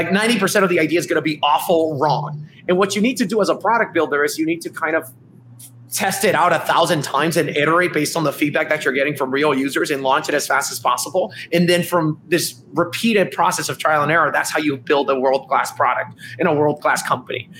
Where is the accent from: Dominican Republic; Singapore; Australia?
Dominican Republic; moved away as an adult; also born or lived in New York, United States; I'm actually from the Dominican Republic. I came to college in New York, in New York University